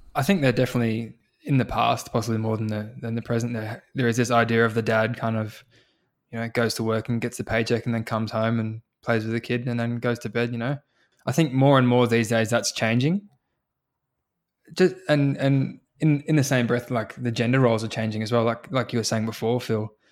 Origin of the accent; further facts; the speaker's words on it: New Zealand; now in Australia; I was born in New Zealand